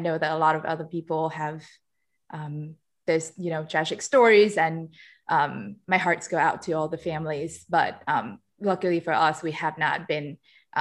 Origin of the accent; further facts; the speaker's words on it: Vietnam; moved away as an adult; now in Philadelphia, United States; I'm from Vietnam. I came here to the US 10 years ago